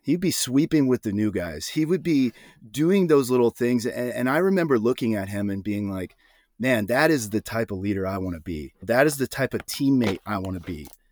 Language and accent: English; Iowa, United States; moved away as an adult; also born or lived in Austin, Texas; I grew up in Iowa